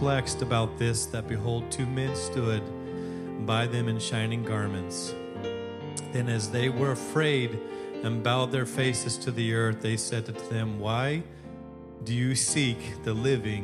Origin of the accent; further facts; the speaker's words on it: Alaska, United States; also born or lived in California; a kid growing up in Alaska